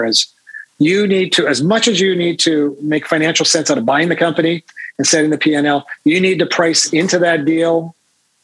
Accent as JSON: {"language": "English", "region": "Saskatchewan", "country": "Canada", "said": "I'm from Saskatchewan"}